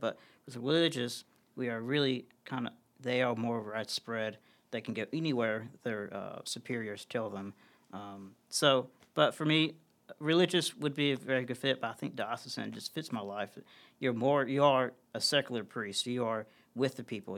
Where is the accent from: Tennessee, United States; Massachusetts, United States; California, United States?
Tennessee, United States; Columbia; growing up in Columbia, I, uh, at, at the, at the, uh, Catholic parish there, Saint Catherine's, I grew up serving on the altar.